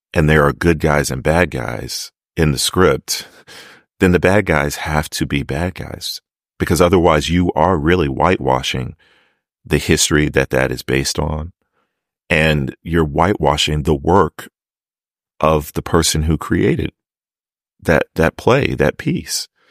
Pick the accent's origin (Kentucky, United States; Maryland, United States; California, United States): Maryland, United States; I'm from Maryland. Like I know that accent